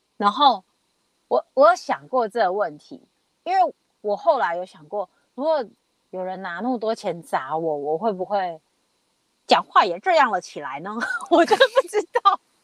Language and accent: Chinese; Taiwan; now in Australia; 不是，台湾